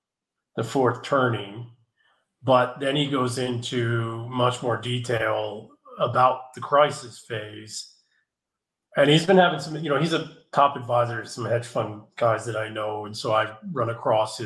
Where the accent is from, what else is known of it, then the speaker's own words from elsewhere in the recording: San Francisco, California, United States; moved away as an adult; I just moved from San Francisco. Sadly, it breaks my heart to leave my hometown.